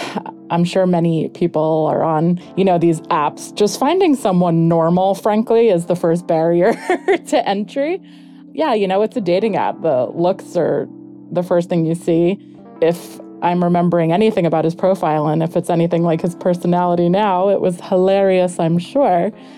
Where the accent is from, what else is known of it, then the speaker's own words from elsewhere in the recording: East Meadow, New York, United States; I'm 37 years old. I'm from East Meadow, New York